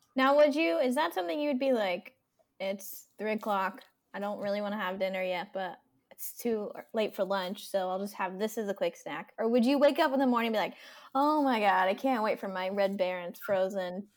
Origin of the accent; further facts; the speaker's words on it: the South, United States; as a Southerner